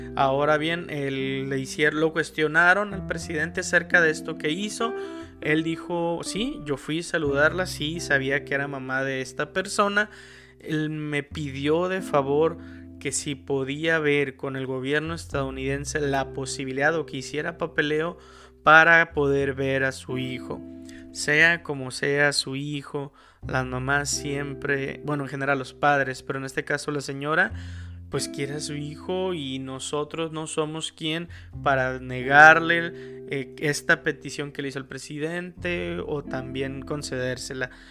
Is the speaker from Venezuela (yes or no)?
no; Mexico; somos mexicanos